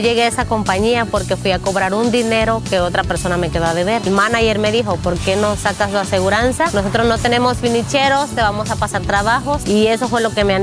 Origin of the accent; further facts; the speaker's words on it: Guerrero, Mexico; moved away as an adult; now in United States; Mi compañía se llama Padillas Construcción y soy de Guerrero, México.